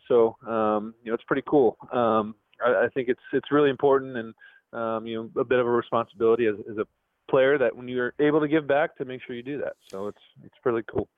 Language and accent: English; Livermore, California, United States; also born or lived in Pleasanton, California; I was born in Livermore, spent a little time in Pleasanton, I'm in Danville, but um, know, I'm an East Bay guy